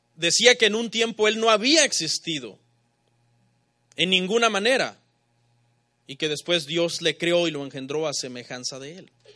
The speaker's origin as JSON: {"language": "Spanish", "country": "Mexico", "said": "Los mexicanos pensamos como mexicanos."}